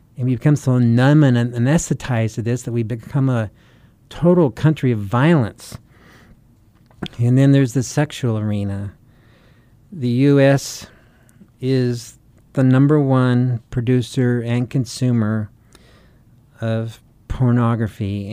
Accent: United States; we're the U S, right? We're the American church

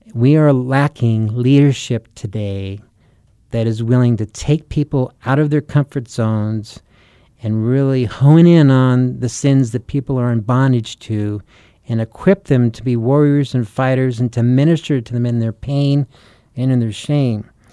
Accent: United States; we're the U S, right? We're the American church

